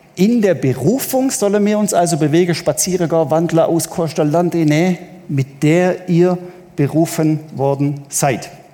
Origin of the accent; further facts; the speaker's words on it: Southern Germany, Germany; als Süddeutscher